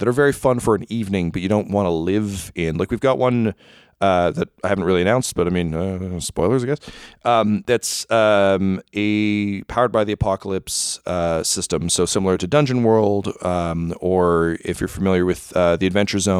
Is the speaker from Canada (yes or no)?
yes; Canada; As a Canadian